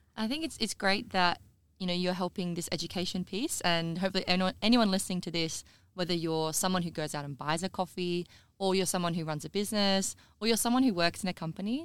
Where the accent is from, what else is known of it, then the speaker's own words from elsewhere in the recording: South Australia, Australia; also born or lived in Queensland; I'm from South Australia